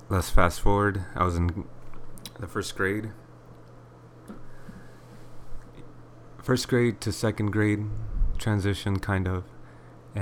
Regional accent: Inland Empire, Southern California, United States; I was born in 1991 in SoCal, to be specific, Inland Empire

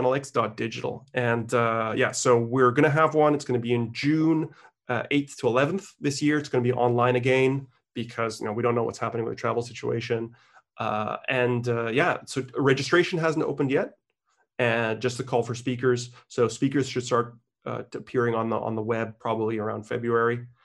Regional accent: Canada; I was born in Canada

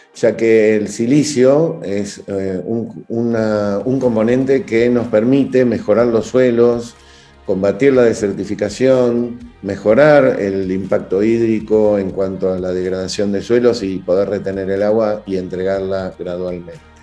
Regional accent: Buenos Aires, Argentina; soy originario de Argentina, de Buenos Aires

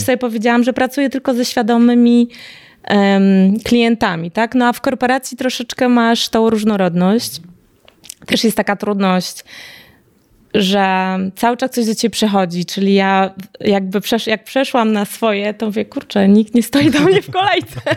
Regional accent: Białystok, Podlaskie Voivodeship, Poland; w moim rodzinnym mieście w Białymstoku

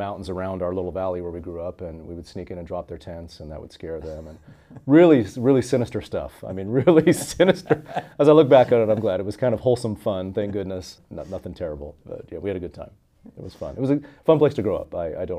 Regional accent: Oakley, Utah, United States; I grew up in Oakley, Utah, Zion, we call it there. It's a beautiful little kind of farm town, bedroom community about 45 minutes southeast of Salt Lake City. So up in the mountains, kind of by Heber City, Park City.

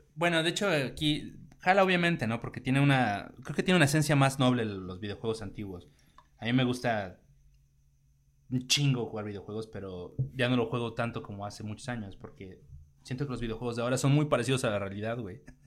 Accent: Mexico; como mexicanos tenemos más cosas en común

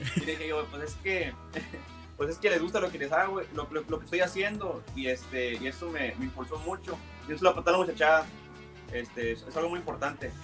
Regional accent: McAllen, Texas, United States; yo soy de aquí de Estados Unidos, soy de aquí de McAllen

